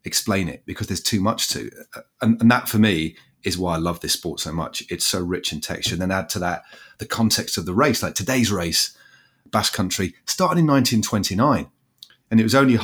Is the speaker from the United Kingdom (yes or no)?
yes; England, United Kingdom; I'm an Englishman.